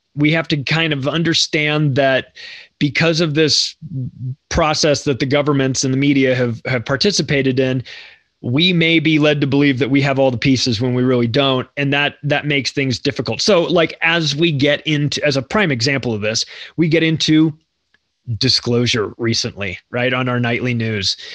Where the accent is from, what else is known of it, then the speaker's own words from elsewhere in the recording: United States; I'm an American too